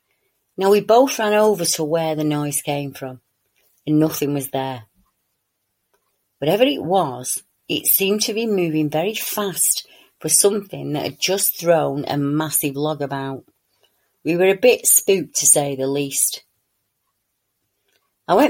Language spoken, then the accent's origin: English; Newcastle, North East England, United Kingdom; I'm from Newcastle, so it's a bit a ways from me to get there, and a fair walk in once you're out of the car